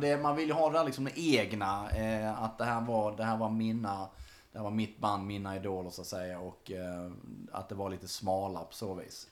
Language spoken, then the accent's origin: Swedish; Munka-Ljungby, Skåne, Sweden; i lilla Munka Ljungby där jag växte upp